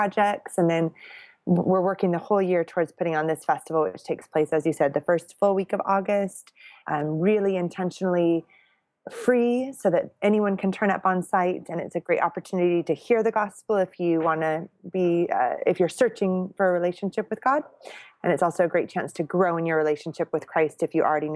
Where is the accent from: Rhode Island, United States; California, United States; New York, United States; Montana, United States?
California, United States; moved away as an adult; also born or lived in Orange County, California; now in United Kingdom; I'm originally from California